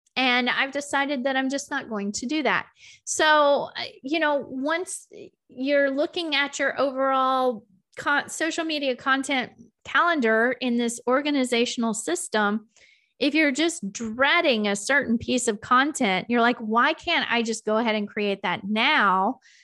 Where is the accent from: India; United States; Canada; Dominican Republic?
United States; the South; I'm from the South.